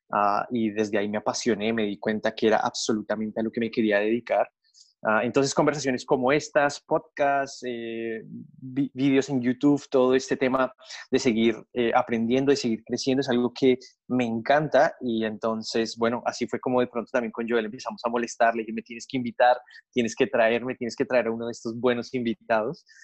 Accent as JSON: {"language": "Spanish", "country": "Colombia", "moved": "as an adult", "lives_now": "Australia", "said": "ah, originalmente soy de Colombia, así que estaba en Colombia y le dije a mis padres, me quiero ir a Australia"}